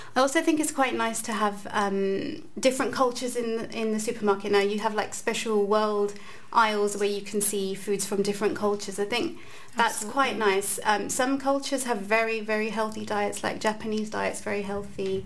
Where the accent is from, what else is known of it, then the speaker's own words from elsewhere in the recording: London, United Kingdom; moved away as an adult; now in Glasgow, United Kingdom; I'm originally from London and I've been in Glasgow for eight years